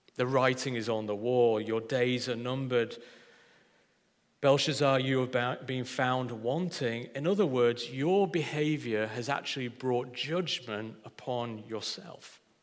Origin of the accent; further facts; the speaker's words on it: Yorkshire and the Humber, United Kingdom; I'm a Yorkshireman through and through